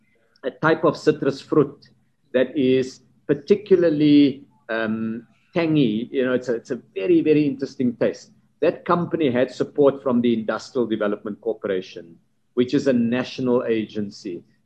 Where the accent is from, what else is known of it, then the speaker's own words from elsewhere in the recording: Cape Town, Western Cape, South Africa; as a Capetonian who is committed to that city, my forebears come from that city